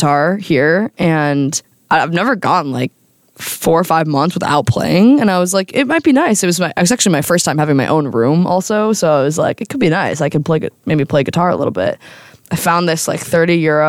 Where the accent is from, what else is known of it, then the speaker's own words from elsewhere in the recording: United States; as an American abroad